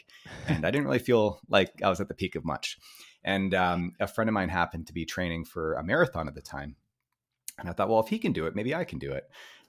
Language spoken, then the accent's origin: English; Vancouver, British Columbia, Canada; I grew up here in Vancouver, British Columbia